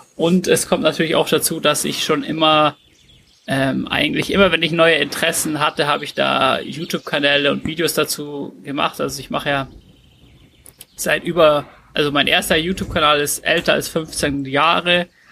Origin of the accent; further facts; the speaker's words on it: Glonn, Bavaria, Germany; in Glonn gemacht, bei dem Ort, wo ich aufgewachsen bin.